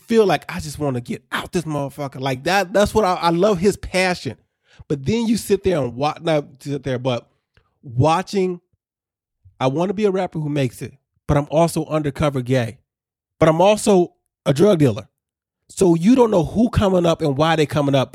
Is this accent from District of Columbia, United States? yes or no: no; Chicago suburbs, Illinois, United States; a kid growing up in Chicago suburbs